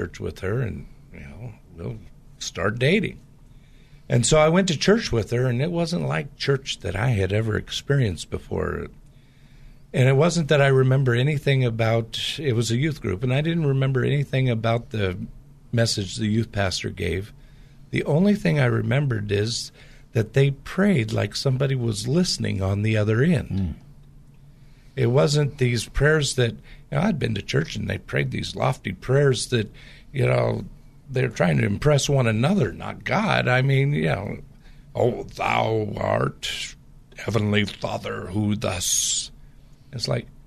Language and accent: English; Portland, Pacific Northwest, United States; I grew up in the Pacific Northwest